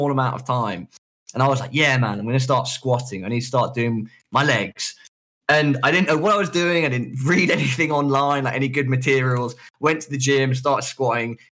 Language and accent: English; London, United Kingdom; The hospital near where I live when I'm in London, where I grew up, which is Charing Cross